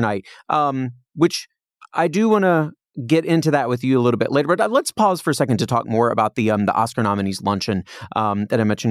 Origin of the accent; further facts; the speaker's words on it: Indiana, United States; now in Los Angeles, United States; when you're a little kid growing up in Indiana